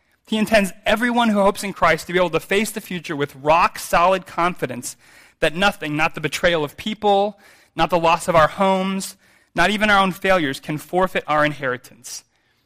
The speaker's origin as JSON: {"language": "English", "region": "American Midwest", "country": "United States", "tie": "born or raised there", "said": "I'm from the American Midwest, which is farm country. I grew up in a city"}